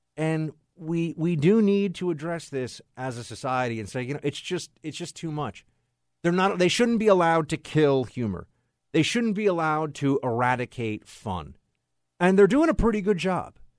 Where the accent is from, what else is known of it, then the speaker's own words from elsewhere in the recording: New York City, New York, United States; I'm a New Yorker.